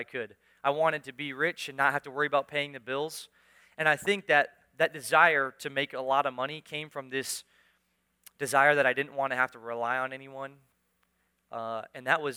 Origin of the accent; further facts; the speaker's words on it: United States; I was born in America, raised in America, lived my whole life in America